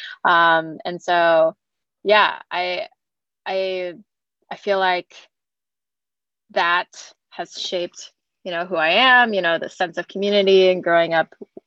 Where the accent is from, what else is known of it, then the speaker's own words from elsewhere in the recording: San Diego, California, United States; moved away as an adult; also born or lived in Denver; now in San Francisco, United States; I grew up in San Diego